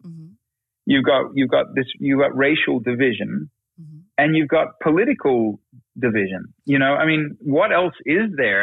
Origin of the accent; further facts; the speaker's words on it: Australia; now in United States; we're immigrants from Australia. You know, we, I just became a citizen not long ago